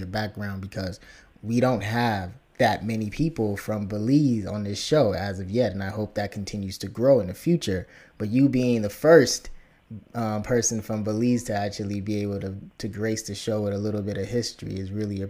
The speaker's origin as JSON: {"language": "English", "town": "Chicago", "region": "Illinois", "country": "United States", "tie": "born or raised there", "said": "I'm from Chicago, so, you know, grew up in Chicago as well"}